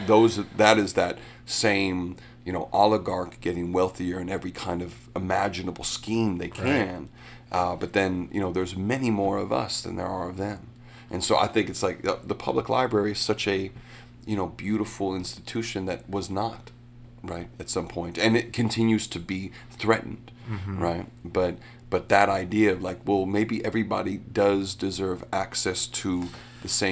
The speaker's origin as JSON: {"language": "English", "town": "Chicago", "region": "Illinois", "country": "United States", "tie": "born or raised there", "said": "being a Chicagoan"}